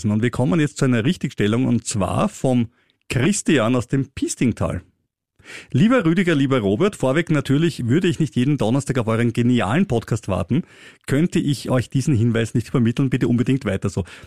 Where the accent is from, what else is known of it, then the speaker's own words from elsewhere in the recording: Austria; wie zum Beispiel auch bei uns in Österreich